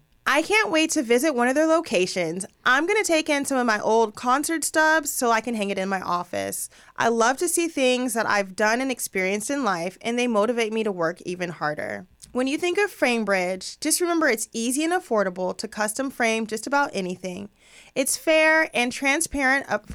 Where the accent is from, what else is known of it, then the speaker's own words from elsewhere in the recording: Los Angeles, California, United States; growing up out here in LA, there's people all over the place